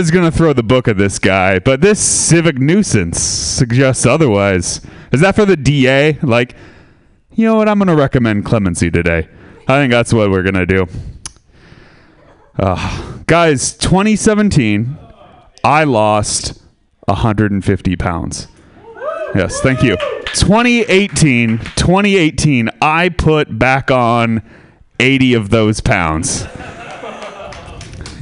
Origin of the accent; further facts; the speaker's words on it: Sebastopol, California, United States; I'm from Sebastopol.